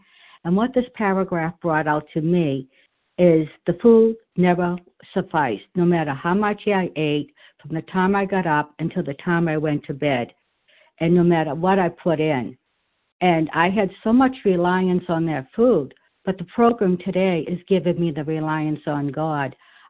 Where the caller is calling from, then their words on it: New Hampshire, United States; I'm calling from New Hampshire.